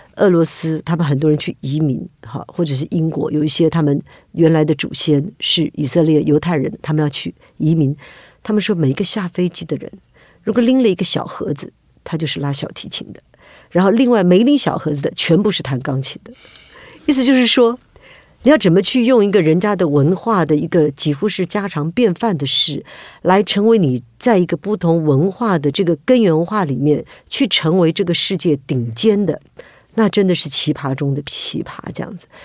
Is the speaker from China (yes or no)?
no; Taiwan; also born or lived in California; 我是在眷村长大嘛